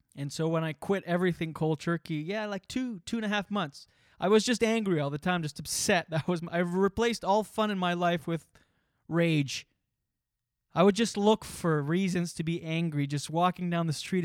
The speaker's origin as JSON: {"language": "English", "region": "East Coast of Canada", "country": "Canada", "also_born_or_lived": "Moncton / Ottawa / New York", "moved": "as an adult", "said": "the East Coast of Canada, where I'm from"}